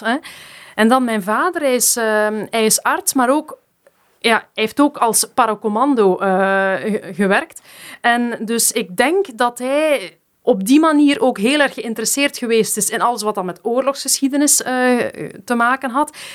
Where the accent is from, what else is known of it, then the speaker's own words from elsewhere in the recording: Geraardsbergen, Flanders, Belgium; also born or lived in Bernkastel, Germany; toen ik vier was, ben ik dan naar België verhuisd, naar Gerasbergen, opgegroeid in de Vlaamse Ardennen